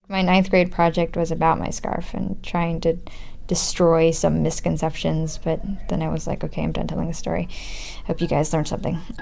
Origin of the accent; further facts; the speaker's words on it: United States; I'm from America